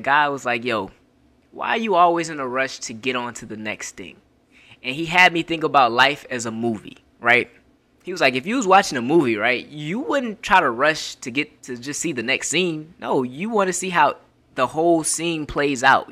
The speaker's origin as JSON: {"language": "English", "region": "Florida", "country": "United States", "said": "I'm from Florida"}